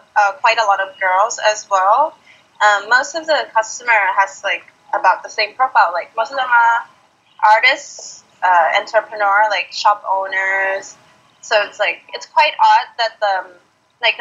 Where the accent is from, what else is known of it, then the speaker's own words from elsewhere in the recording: Thailand; now in Australia; growing up in Thailand